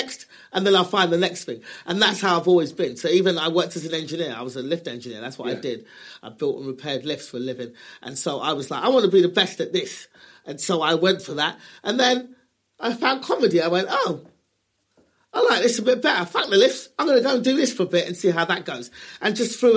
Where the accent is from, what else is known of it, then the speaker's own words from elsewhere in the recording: England, United Kingdom; moved away as an adult; also born or lived in Los Angeles; now in United States; we're born and raised in England